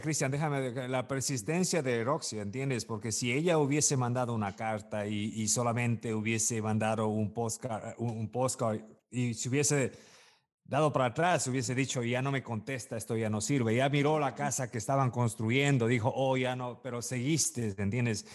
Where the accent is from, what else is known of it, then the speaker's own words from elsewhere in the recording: Ecuador; moved away; yo soy igual de Ecuador